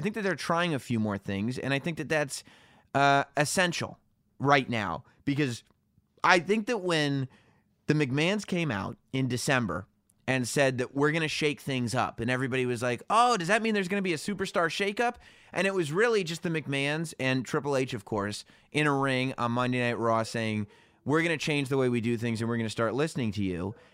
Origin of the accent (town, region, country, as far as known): New York, United States